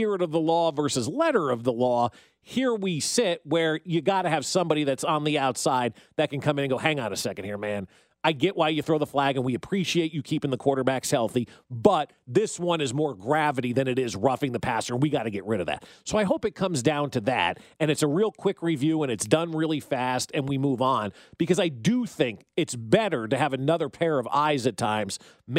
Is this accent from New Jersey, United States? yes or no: yes; New Jersey, United States; I grew up in New Jersey where everybody just went to the diner